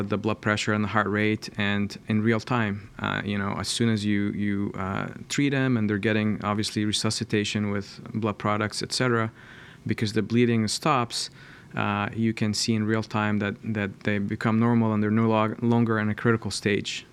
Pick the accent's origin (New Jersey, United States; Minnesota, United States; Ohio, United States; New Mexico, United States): Ohio, United States; Columbus; I'm from Columbus, and I did my, uh, training here, uh, at Ohio State